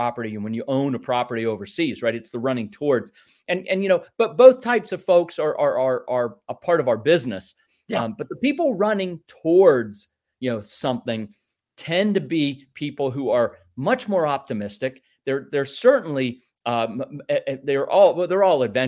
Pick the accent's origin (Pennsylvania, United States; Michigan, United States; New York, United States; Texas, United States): Pennsylvania, United States; Northwest; I grew up in Northwest Pennsylvania in a small, you know, rural agricultural area about an hour north of Pittsburgh.